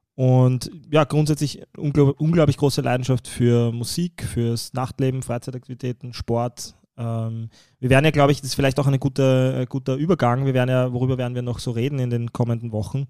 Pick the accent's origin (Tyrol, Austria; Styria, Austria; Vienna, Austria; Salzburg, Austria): Vienna, Austria; ich bin im einundzwanzigsten Bezirk